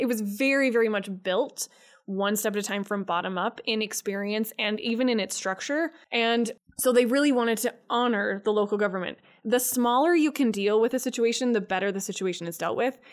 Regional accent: Wyoming, United States; I grew up in Wyoming

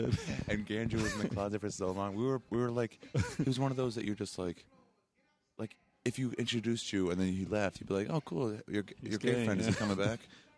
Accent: North Carolina, United States; also born or lived in Maryland; now in New York, United States; So I was raised in North Carolina and Maryland.

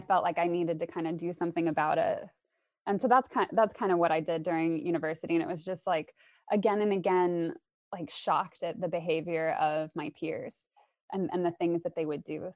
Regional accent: Arizona, United States; moved away as an adult; also born or lived in upstate New York; I'm from the States, and I grew up in Arizona

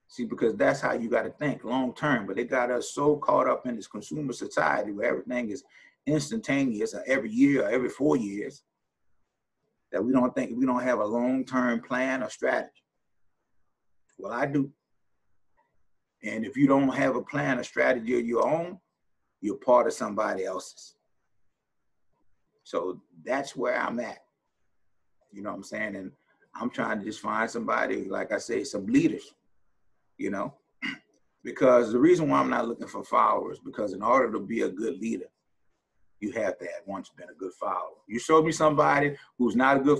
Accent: New Orleans, Louisiana, United States; I'm from New Orleans

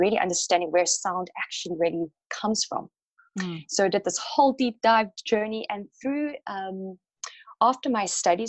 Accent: South Africa; I have been so connected with sound growing up in South Africa, in Africa

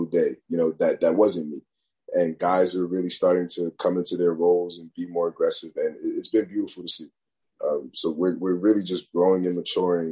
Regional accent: Northeast, United States; growing up in the Northeast.

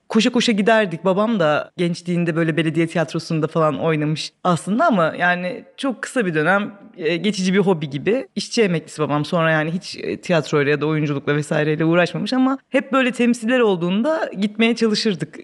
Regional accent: Babaeski, Kırklareli, Turkey; also born or lived in Bakırköy, Istanbul; 10 yaşına kadar İstanbul'da oturuyorduk. Biz e, Bakırköy'de. 10 yaşından sonra Kırklareli'nin bir ilçesi olan Babaeski'ye taşındık.

